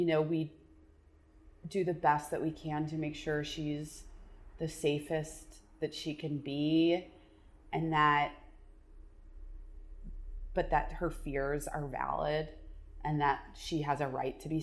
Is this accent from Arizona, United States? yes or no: yes; Arizona, United States; I grew up in Arizona